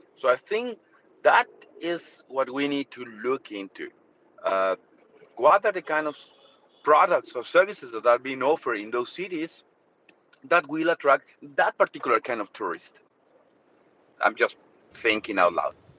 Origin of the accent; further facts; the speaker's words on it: Mexico; now in Malaysia; I'm from Mexico